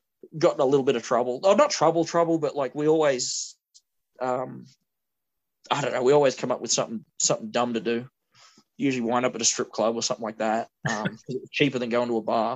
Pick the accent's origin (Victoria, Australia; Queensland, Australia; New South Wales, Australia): New South Wales, Australia; I grew up in New South Wales